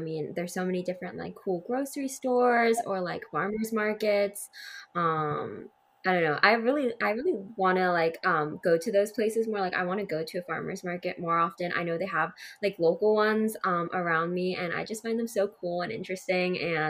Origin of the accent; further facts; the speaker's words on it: Seattle, Washington, United States; Seattle, Washington.